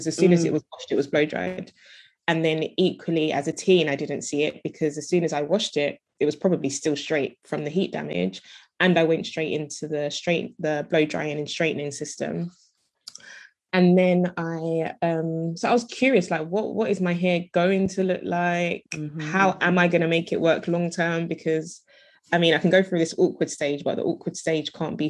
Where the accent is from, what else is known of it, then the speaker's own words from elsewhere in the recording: London, United Kingdom; I live in the UK, I'm from London.